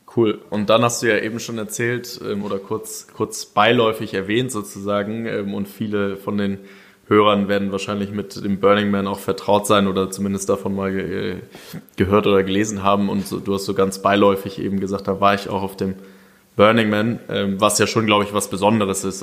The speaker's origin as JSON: {"language": "German", "country": "Germany"}